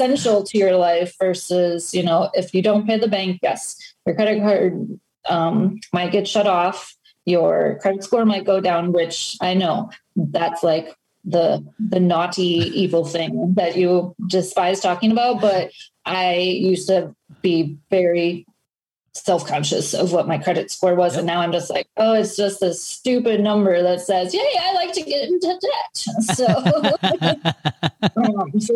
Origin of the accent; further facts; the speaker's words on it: Wisconsin, United States; moved away as an adult; also born or lived in Florida; I'm just from Wisconsin.